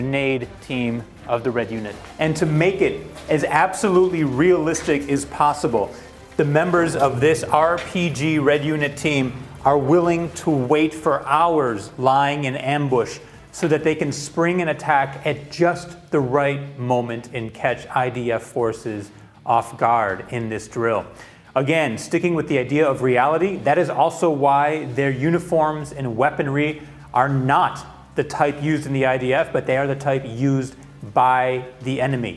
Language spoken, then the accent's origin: English; Chicago, Illinois, United States; my hometown of Chicago